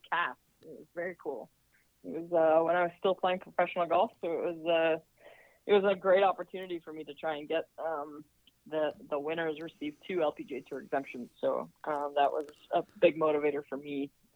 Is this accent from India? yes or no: no; Canada; also born or lived in Dallas, Texas / Kent State, Ohio; now in Ann Arbor, United States; as a Canadian